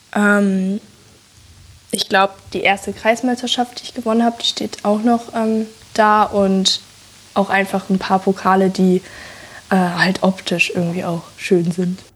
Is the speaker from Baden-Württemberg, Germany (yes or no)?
no; North Rhine-Westphalia, Germany